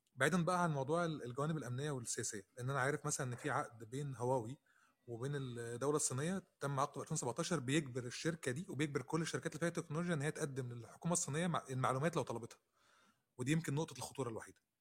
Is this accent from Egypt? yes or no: yes; Egypt; عندنا في مصر